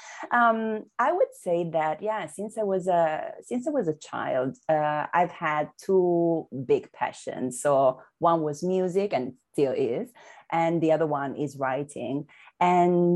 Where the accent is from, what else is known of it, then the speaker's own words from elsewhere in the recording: Milan, Lombardy, Italy; moved away as an adult; now in Amsterdam, Netherlands; I was born and raised in Milan, and then I relocated to Amsterdam, the Netherlands